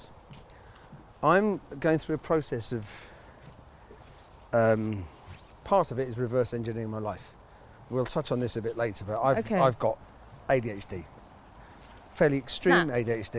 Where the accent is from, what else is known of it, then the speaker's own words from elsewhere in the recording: London, United Kingdom; also born or lived in Shepherd's Bush, London; I grew up in near Paddington and went to school off the Edgware Road